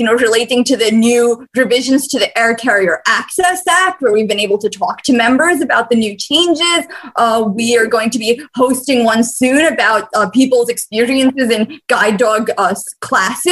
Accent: Bosnia & Herzegovina; moved away; I'm from Bosnia originally

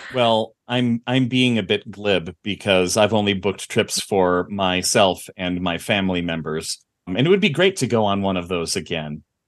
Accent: Midwest, United States; growing up in the Midwest

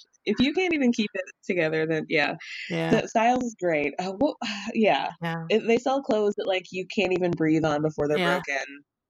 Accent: Illinois, United States; I was born in Illinois, and my family's like big church family.

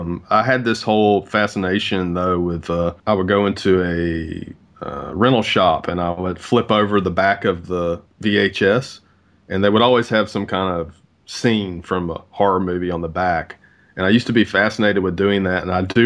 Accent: the South, United States; growing up in the South

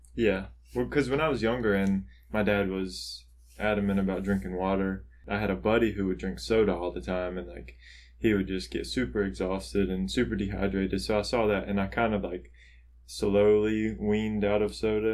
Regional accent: the South, United States; I grew up in the South, or we're still in the South, so I grew up around here

